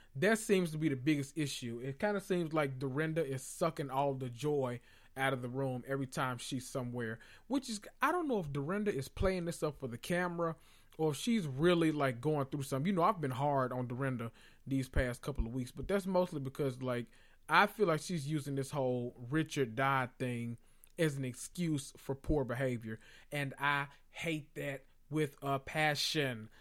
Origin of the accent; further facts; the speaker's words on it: the South, United States; I'm from the South